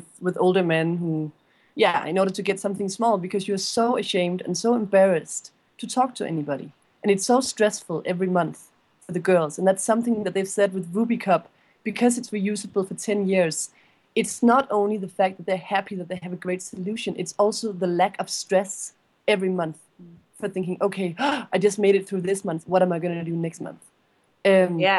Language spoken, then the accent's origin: English; Denmark; Julie and I, we're both from Denmark